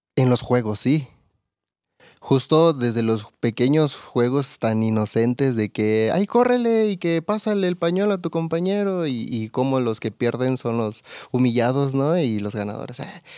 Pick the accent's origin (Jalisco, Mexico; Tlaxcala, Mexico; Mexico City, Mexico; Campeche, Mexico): Campeche, Mexico; now in Querétaro, Mexico; yo soy de Campeche